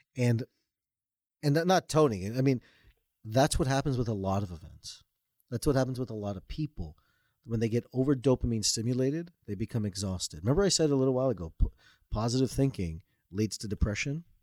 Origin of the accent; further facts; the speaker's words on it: Toronto, Ontario, Canada; I was born and raised in Toronto, Canada.